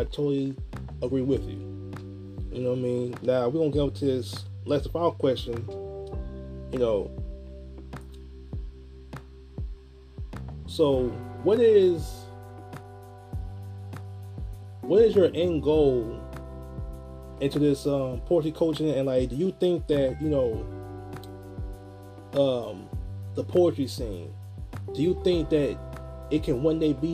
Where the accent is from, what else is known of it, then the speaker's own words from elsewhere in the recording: Chicago, Illinois, United States; my hometown, Chicago, Illinois